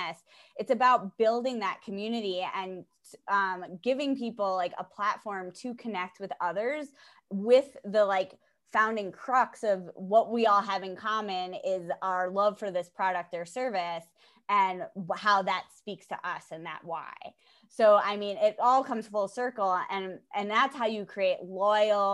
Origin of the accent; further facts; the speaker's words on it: Pelham, New York, United States; also born or lived in Wildwood, New Jersey; I'm from New York. I'm downstate, okay. Just outside the city